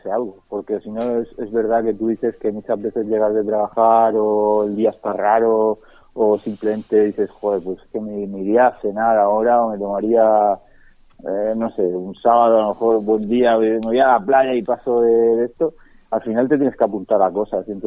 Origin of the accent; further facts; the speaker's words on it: Seville, Andalusia, Spain; yo si voy a Sevilla a que me encanta soy de Sevilla